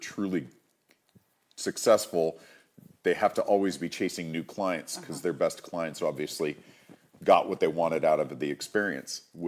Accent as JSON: {"language": "English", "region": "Massachusetts", "country": "United States", "tie": "born or raised there", "also_born_or_lived": "California", "moved": "as an adult", "said": "I moved from where I grew up in Massachusetts to California at 18"}